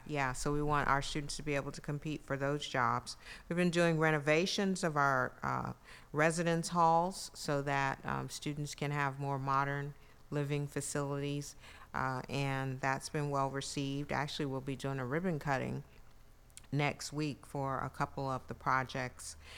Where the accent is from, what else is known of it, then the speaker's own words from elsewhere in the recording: New York City, New York, United States; moved away as an adult; also born or lived in Brooklyn, New York / San Antonio, Texas; now in Mississippi, United States; New York City, where I was born in Brooklyn and raised in Queens